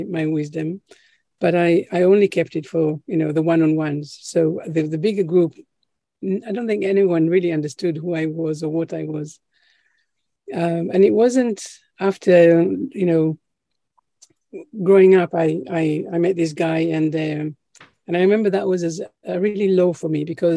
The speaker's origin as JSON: {"language": "English", "country": "Israel", "moved": "yes", "lives_now": "United Kingdom", "said": "where we come from Israel, where I'm originally from"}